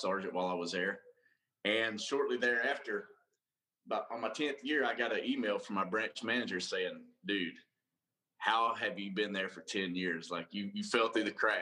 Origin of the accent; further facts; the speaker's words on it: North Georgia, United States; moved away; I'm from North Georgia, and we didn't have, you know, nothing much but carpet mills